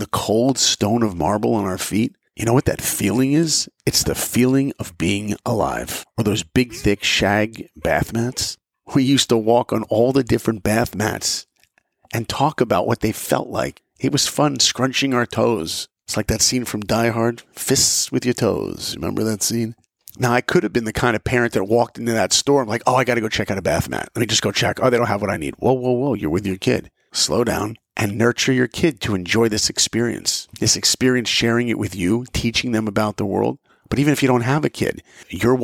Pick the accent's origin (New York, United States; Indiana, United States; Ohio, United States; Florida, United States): New York, United States; New York and Long Island, United States; I grew up in New York and Long Island